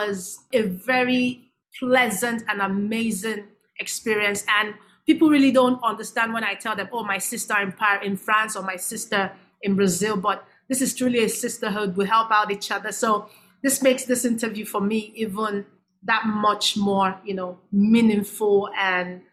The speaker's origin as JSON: {"language": "English", "country": "Nigeria", "said": "I'm from Nigeria, I'm African"}